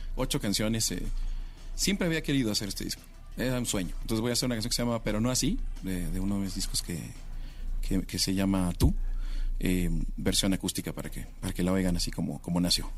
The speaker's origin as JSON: {"language": "Spanish", "region": "Mexico City", "country": "Mexico", "tie": "born or raised there", "said": "Mi ciudad, donde nací. Siempre es una cosa maravillosa tocar en donde naciste"}